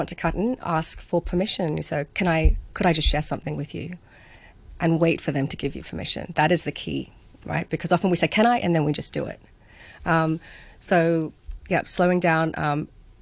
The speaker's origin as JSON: {"language": "English", "country": "Hong Kong", "tie": "born or raised there", "said": "having grown up here"}